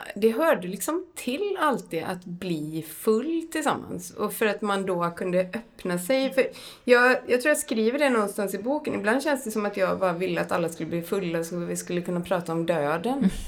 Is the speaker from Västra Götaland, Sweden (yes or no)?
yes; Borås, Västra Götaland, Sweden; jag växte upp i Brämhult utanför Brås